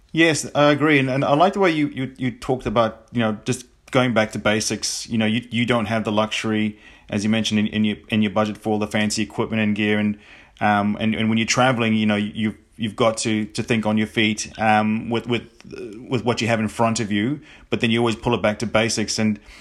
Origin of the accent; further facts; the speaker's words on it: New Zealand; me being being a Kiwi